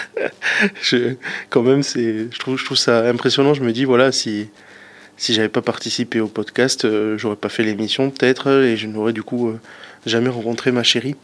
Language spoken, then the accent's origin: French; Pau, Nouvelle-Aquitaine, France; j'ai 27 ans, je suis de Pau